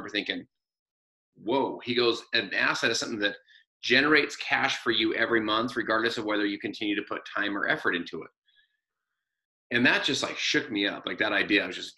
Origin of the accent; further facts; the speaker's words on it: Salt Lake City, Utah, United States; So I'm from Salt Lake City, Utah, and my wife and I have four kids out here from 15 down to seven.